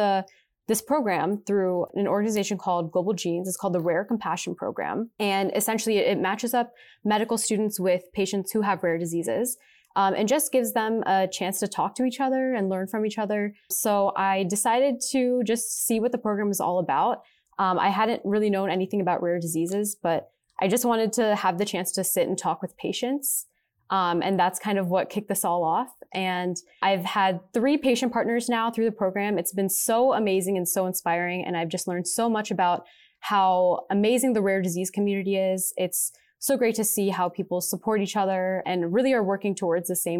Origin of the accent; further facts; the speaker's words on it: Pittsburgh, Pennsylvania, United States; moved away as an adult; now in Cleveland, United States; I'm originally from Pittsburgh, Pennsylvania